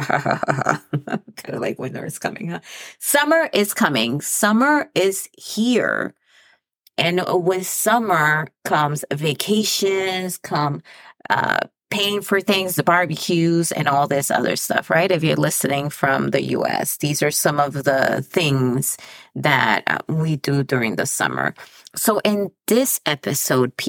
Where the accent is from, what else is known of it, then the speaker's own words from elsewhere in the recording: Dominican Republic; also born or lived in El Paso; now in United States; I come from the Dominican Republic. So I was born there and then I immigrated to the United States.